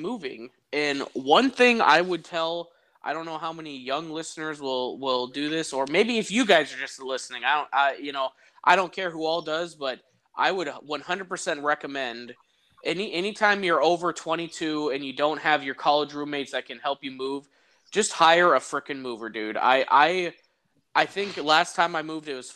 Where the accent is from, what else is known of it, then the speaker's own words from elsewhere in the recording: Iowa, United States; I'm from Iowa